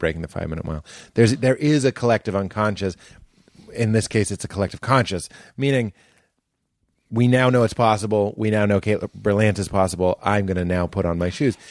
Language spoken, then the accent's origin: English; United States; we're, we're an American culture